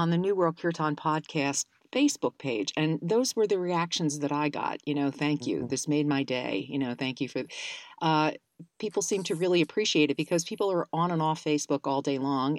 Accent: Philadelphia, Pennsylvania, United States; moved away; now I'm from Philadelphia.

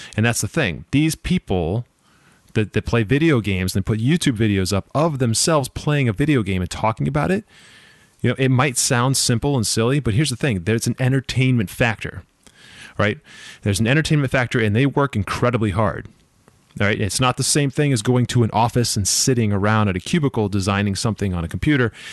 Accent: Boston, Massachusetts, United States; I'm from Boston, the Boston area

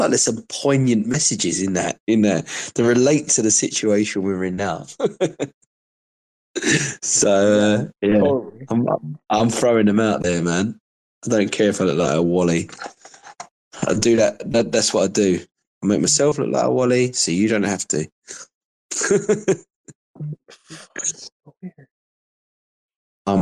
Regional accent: United Kingdom; I'm proper British, bruv, right? I used to have a caravan in Whitstable, which is a seaside town in Kent

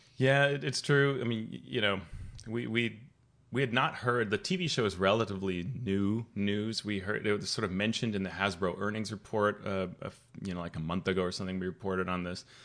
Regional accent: Colombia; moved away; I grew up playing in Colombia

